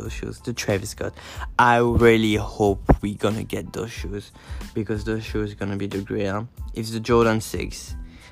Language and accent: English; France; also born or lived in Brooklyn, New York City, United States; now in New York City, United States; I'm from France